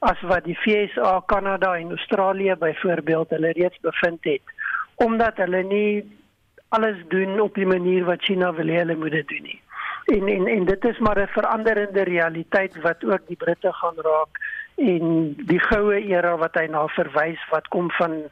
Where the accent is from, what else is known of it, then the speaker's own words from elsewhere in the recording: South Africa; first language af; Ek is 'n boer, ek's Afrikaner, ek praat net Afrikaans man.